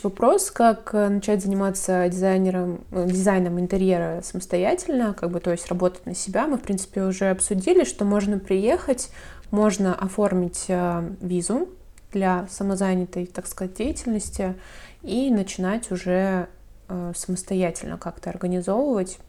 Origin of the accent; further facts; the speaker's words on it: Saint Petersburg, Russia; У нас, например, в Питере